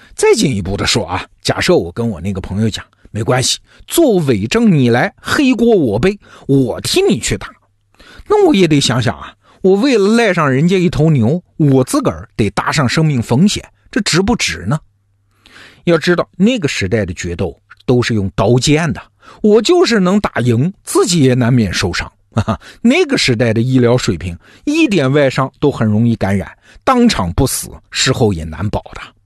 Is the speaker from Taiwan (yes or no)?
no; China; 我们中国人